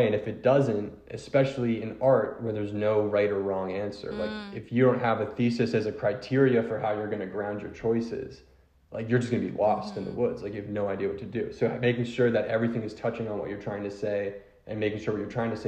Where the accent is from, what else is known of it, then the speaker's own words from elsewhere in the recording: Philadelphia, Pennsylvania, United States; I'm from Philly. It's a very big sports town